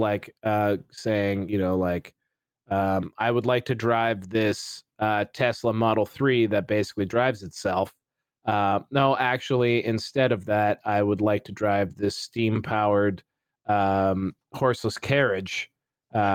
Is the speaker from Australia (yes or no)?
no; Canada; As a Canadian